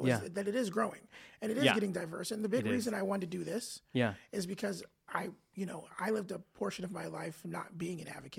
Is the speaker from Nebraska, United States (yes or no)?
no; Spokane, Washington, United States; also born or lived in Guam; I have a unique experience living in Spokane because I moved here from Guam when I was a kid.